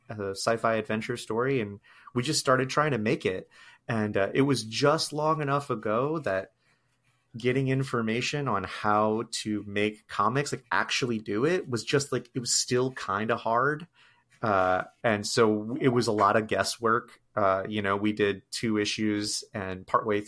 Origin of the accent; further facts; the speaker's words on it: the Great Lakes states, Midwest, United States; I grew up primarily in the Midwest